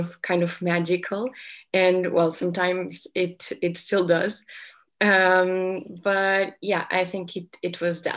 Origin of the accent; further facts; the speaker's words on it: Portugal; I'm 23 years old and I'm from Portugal.